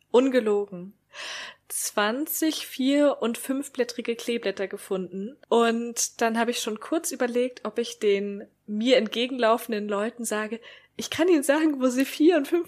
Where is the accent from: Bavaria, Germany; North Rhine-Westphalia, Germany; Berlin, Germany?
Berlin, Germany; Wir kommen beide aus Berlin.